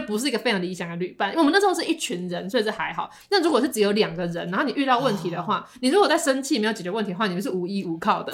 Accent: Taiwan; 我们台湾人都会吃田鸡了

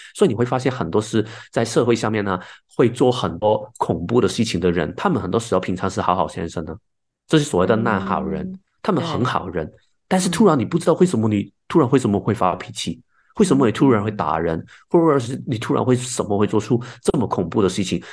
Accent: Hong Kong; now in Taiwan; 我是香港来的，然后现在住在台湾的朋友

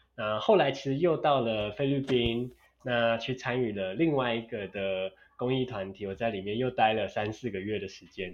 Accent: Taiwan; 我从台湾来的

